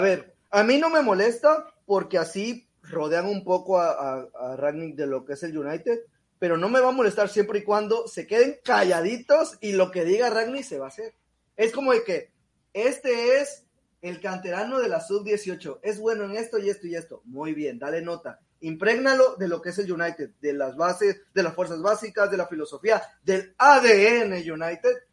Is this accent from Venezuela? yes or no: no; Mexico; no soy peruano, güey. Soy mexicano.